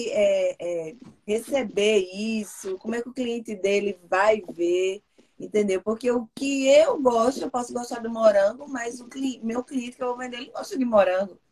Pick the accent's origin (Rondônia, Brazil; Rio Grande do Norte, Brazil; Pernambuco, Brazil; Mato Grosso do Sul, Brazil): Pernambuco, Brazil; Recife; now in Seattle, United States; eu sou de Recife, de Pernambuco